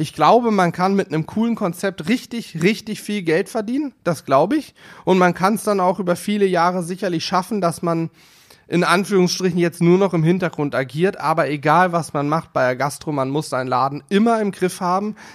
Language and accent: German; Northern Hesse, Germany; now in Hanover, Germany; ich komme ja ursprünglich aus Nordhessen.